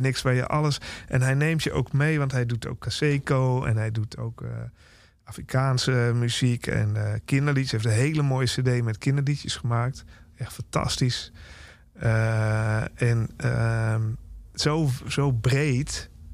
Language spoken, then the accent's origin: Dutch; Nijmegen, Gelderland, Netherlands; moved away; in Nijmegen, waar ik ben opgegroeid en lang heb gewoond